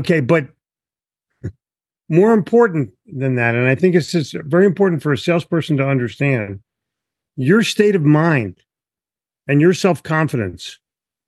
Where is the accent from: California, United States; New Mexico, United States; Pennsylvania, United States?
Pennsylvania, United States; Philadelphia; I grew up in Philly where my parents said, don't talk to anybody.